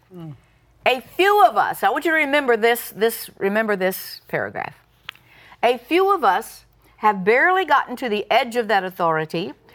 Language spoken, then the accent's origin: English; Tulsa, Oklahoma, United States; I was born in Tulsa and grew up around that area